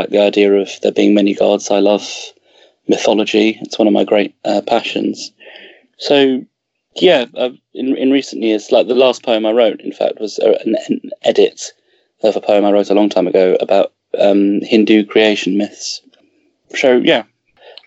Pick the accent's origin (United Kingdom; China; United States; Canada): United Kingdom; England; growing up in England and having a connection to the roots of England